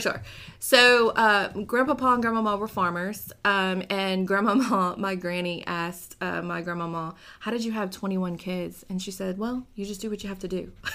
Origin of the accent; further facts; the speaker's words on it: New Orleans, Louisiana, United States; now in Baton Rouge, United States; I was born and raised in New Orleans, Louisiana